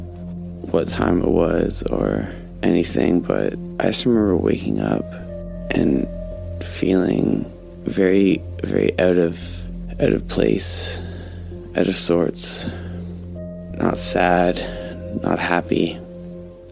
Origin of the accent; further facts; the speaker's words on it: Northern Ontario, Canada; I'm from Northern Ontario, so old area, very old